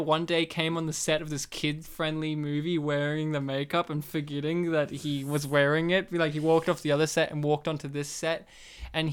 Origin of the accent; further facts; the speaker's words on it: Australia; we're from Australia